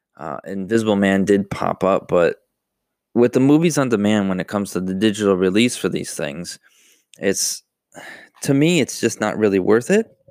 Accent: Buffalo, New York, United States; moved away; I'm from New York, Buffalo, New York

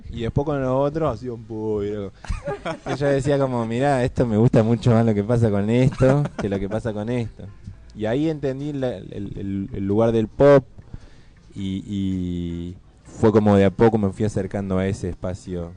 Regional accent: Córdoba, Argentina

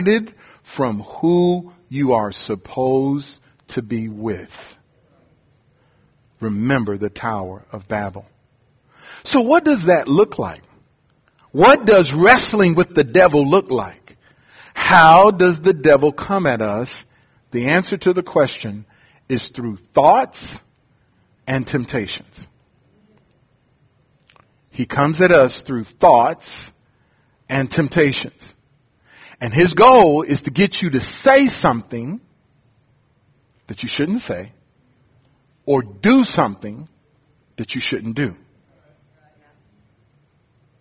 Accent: Detroit, Michigan, United States; also born or lived in Ohio; now in Louisiana, United States; I was born in Ohio, grew up in Detroit

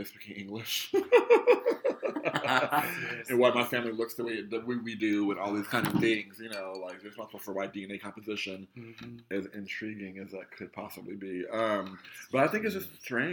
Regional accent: United States; I'm African American

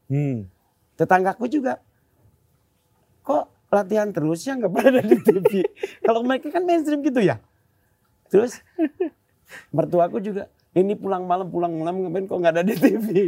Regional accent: Bandung, West Java, Indonesia; Pas di saya kembali ke tem, ke tempat tinggalku, mikir aku aku jadi rindu Ciwastra ya Bandung hmm. daerahku.

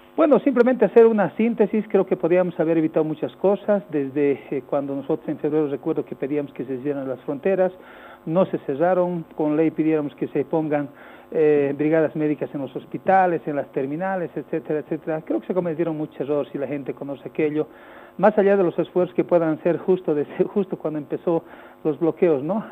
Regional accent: Bolivia; que somos bolivianos

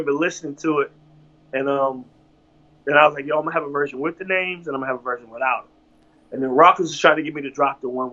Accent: Virginia, United States; I'm from Virginia

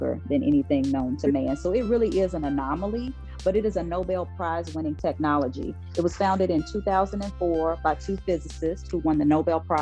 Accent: Oklahoma, United States; I'm from Oklahoma, born and raised.

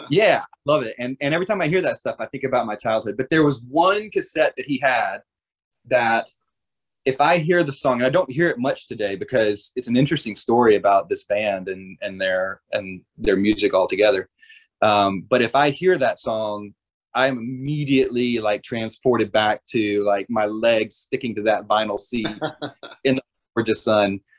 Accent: Georgia, United States; I grew up in South Georgia.

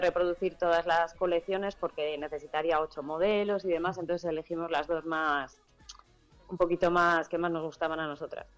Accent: Castile and León, Spain; en mi tierra, en Castilla y León

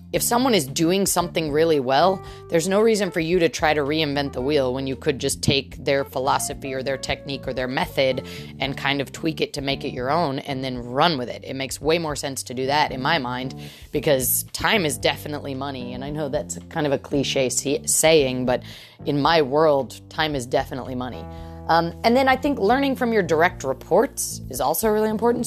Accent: United States; as an American

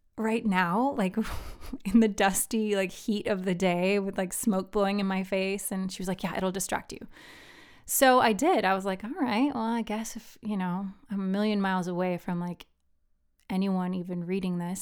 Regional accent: Philippines; now in United States; I grew up in the Philippines

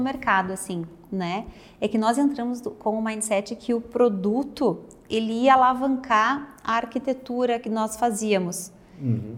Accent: Porto Alegre, Rio Grande do Sul, Brazil; moved away as an adult; also born or lived in Caxias do Sul; now in Serra Gaúcha, Brazil; eu sou natural de Porto Alegre, moro na Serra Gaúcha agora

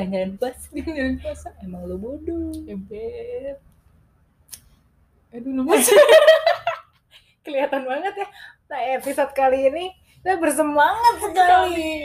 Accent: United Kingdom; Soalnya gue kan dulu kecilnya di UK.

